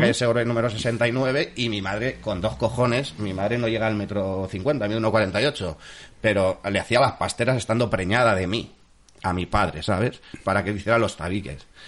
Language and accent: Spanish; el Puerto, Valencian Community, Spain; Yo soy del puerto de toda la vida. Lo que pasa que yo nazco aquí, realmente nací en Valencia eh, mm, mis primeros años los viví en la calle Segorbe número 69